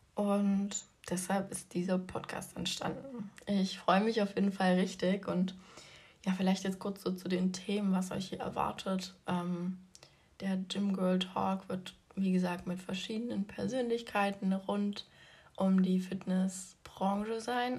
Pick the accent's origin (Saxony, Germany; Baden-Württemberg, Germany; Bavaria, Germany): Saxony, Germany; Leipzig; Ich komme aus Leipzig